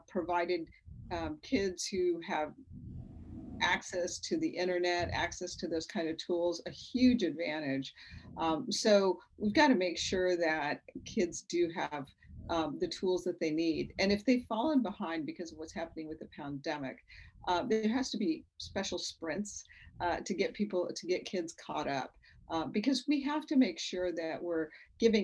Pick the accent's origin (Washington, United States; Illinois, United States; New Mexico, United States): New Mexico, United States; Las Cruces; also born or lived in Ellsworth Air Force Base, South Dakota; my journey from the streets of Las Cruces, New Mexico, also being a Girl Scout, all the way to becoming a rocket scientist